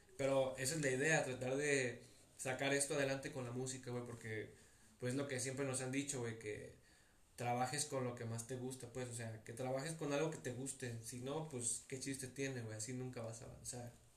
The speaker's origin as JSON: {"language": "Spanish", "town": "Tepic", "region": "Nayarit", "country": "Mexico", "tie": "born or raised there", "said": "yo nací aquí en Tepic, ¿verdad? Tú sabes, aquí me la he pasado mis 21 años, no me he ido a vivir a otro lado"}